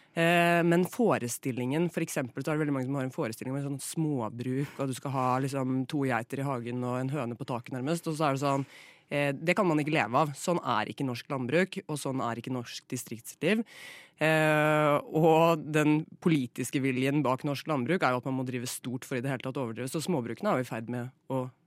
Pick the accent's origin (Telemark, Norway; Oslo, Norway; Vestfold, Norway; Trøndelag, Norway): Telemark, Norway; Flatdal; born or raised there